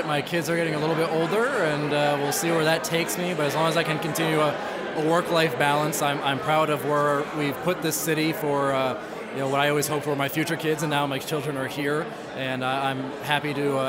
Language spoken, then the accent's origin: English; Danbury, Connecticut, United States; having been born and raised in Danbury